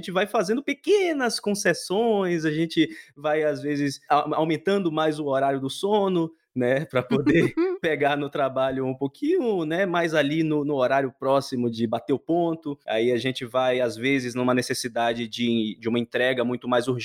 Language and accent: Portuguese; Salvador, Bahia, Brazil; Bom, eu tô na Bahia, eu sou de Salvador e ainda bem que consegui aí essa escapulida, né?